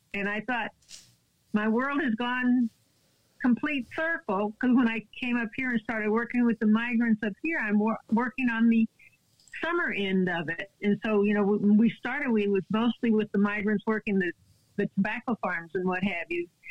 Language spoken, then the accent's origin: English; San Antonio, Texas, United States; moved away as an adult; now in Kentucky, United States; I'm from San Antonio, Texas, and I was born there